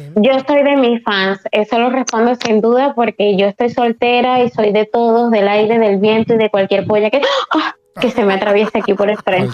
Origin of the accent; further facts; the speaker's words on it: Spain; aquí en España somos más liberales